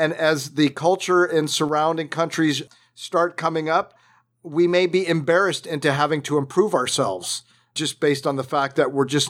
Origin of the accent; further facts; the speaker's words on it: Southern California, United States; I grew up in Southern California